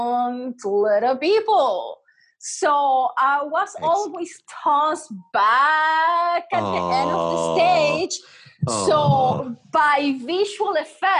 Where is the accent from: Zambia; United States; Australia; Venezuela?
Venezuela; I was born in Venezuela.